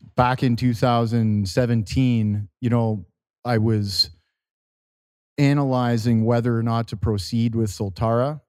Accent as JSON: {"language": "English", "country": "Canada", "tie": "born or raised there", "said": "in my hometown"}